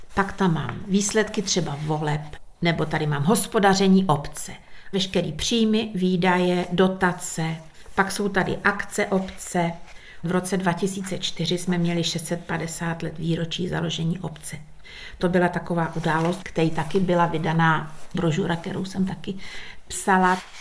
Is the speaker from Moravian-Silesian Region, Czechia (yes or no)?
no; Dírná, South Bohemian Region, Czechia; u nás v Dírnej